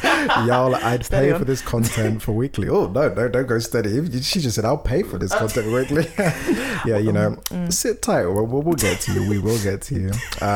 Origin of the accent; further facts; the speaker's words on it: Philadelphia, Pennsylvania, United States; A little bit about me. I'm 19, black, born and raised in Philadelphia, and go by she, they pronouns.